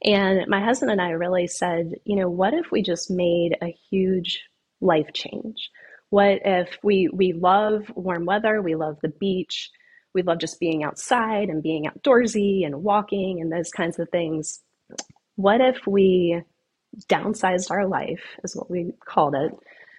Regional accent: the Carolinas, United States; now in Florida, United States; And I'm from the Carolinas originally, and for whatever reason, I never thought I would live in Florida.

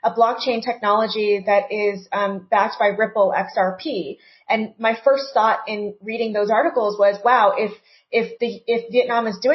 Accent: United States; as an American citizen

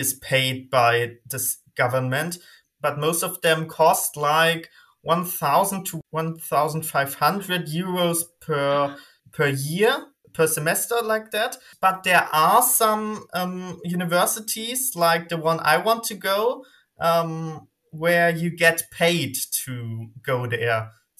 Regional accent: Germany; English is a second language; Hey, I'm …. I'm from Germany. I'm 18, so I represent Gen Z, I guess.

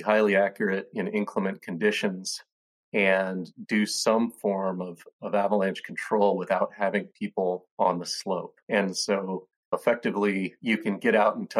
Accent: Lander, Wyoming, United States; now in Bellingham, United States; I grew up in Lander, Wyoming

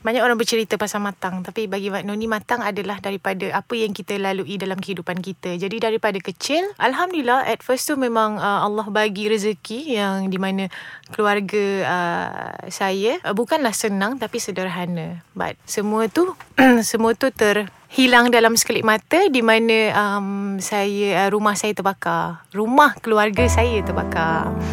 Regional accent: Kota Kinabalu, Sabah, Malaysia; saya berasal daripada Sabah

